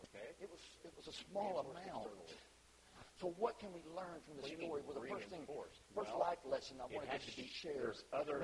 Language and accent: English; Arkansas, United States; I'm from Arkansas